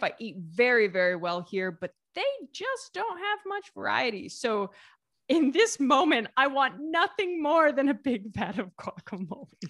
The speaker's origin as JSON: {"language": "English", "region": "Southeast Ohio", "country": "United States", "tie": "born or raised there", "also_born_or_lived": "southern Italy", "moved": "as an adult", "lives_now": "Italy", "said": "There's the name of a fruit that is really big where I'm from in Southeast Ohio."}